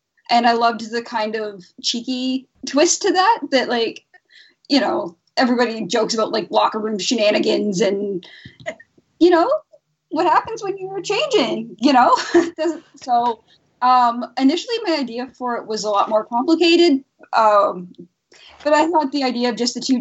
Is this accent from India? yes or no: no; Canada; I'm Canadian